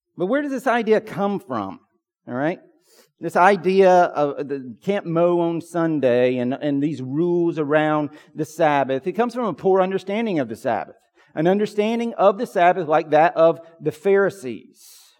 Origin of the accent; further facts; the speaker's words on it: Pine Log, Georgia, United States; When I was a kid growing up in Pine Log, Georgia